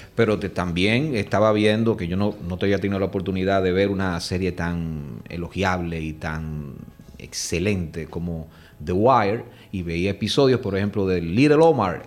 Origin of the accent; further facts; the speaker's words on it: Dominican Republic; nuestros directores dominicanos